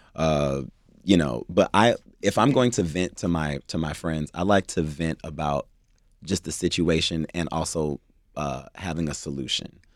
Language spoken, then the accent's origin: English; Cleveland, Ohio, United States; now in Los Angeles, United States; I am originally from Cleveland, Ohio